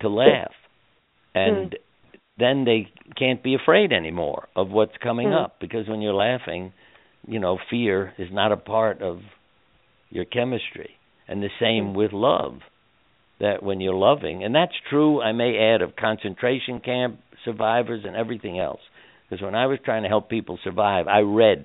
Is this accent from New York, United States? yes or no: yes; New York, United States; I grew up in New York